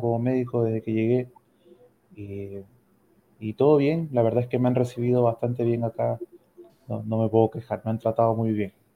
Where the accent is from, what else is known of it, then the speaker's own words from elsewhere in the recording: Ecuador; moved away as an adult; now in Santiago, Chile; soy médico ecuatoriano